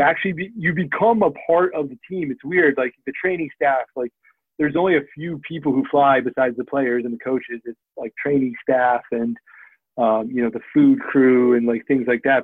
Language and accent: English; United States; moved away as an adult; also born or lived in Cleveland; I grew up a Redskins fan, so it was covering my hometown teams